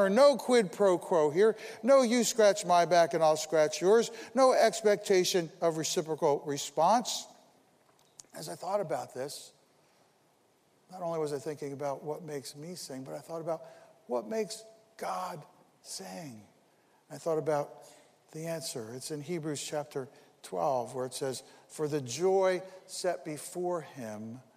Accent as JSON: {"language": "English", "town": "Paterson", "region": "New Jersey", "country": "United States", "tie": "born or raised there", "said": "I was born in Paterson, New Jersey"}